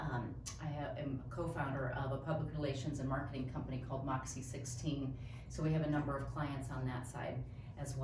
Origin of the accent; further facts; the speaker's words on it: South Dakota, United States; moved away as an adult; now in Omaha, United States; I'm actually from South Dakota originally. But I've been down here for a long time.